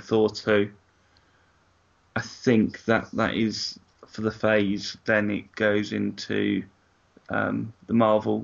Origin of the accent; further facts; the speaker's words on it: Surrey, South East England, United Kingdom; I was born and bred in Surrey